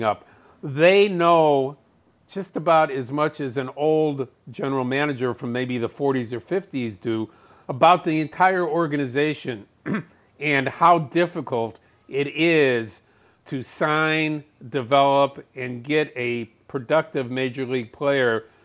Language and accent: English; Chicago, Illinois, United States; I feel very fortunate to be born and raised in Chicago